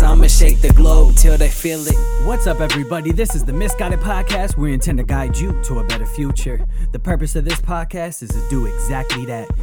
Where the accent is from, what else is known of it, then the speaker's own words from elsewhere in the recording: Berkeley, California, United States; moved away as an adult; also born or lived in Colorado; growing up in Berkeley, um, you know, my whole life, all throughout my childhood, that's you know what raised me